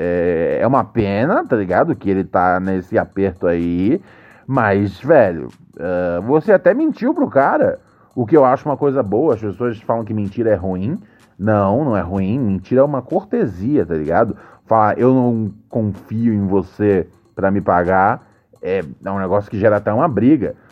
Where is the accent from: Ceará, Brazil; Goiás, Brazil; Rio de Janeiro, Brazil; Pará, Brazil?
Rio de Janeiro, Brazil; sou daqui do bairro do Caxambi, Meyer, no Rio.